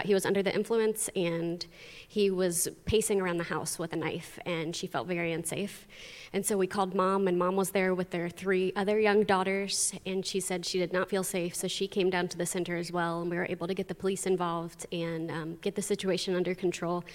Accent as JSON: {"language": "English", "country": "United States", "tie": "born or raised there", "also_born_or_lived": "Honduras", "moved": "as an adult", "said": "I grew up here and started to go to youth group here"}